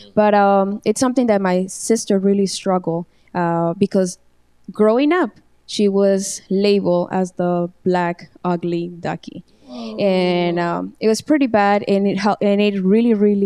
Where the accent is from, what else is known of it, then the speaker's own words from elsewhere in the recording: Mexico; moved away as an adult; also born or lived in San Francisco; now in United States; I was born in San Francisco, but I grew up in Mexico from newborn until, from year one until the age of 18. So I grew up in Mexico, completely like 100% Mexican.